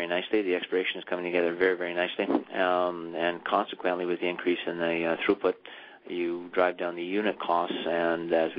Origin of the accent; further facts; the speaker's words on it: South Porcupine, Ontario, Canada; I grew up and was born and raised in South Park Bend, actually at the mine site villages of Dome and Domex.